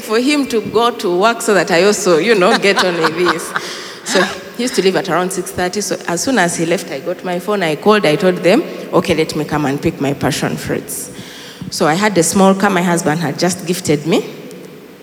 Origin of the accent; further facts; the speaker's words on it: Kisoro, Western Region, Uganda; now in Kampala, Uganda; in our village, I come from Chisoro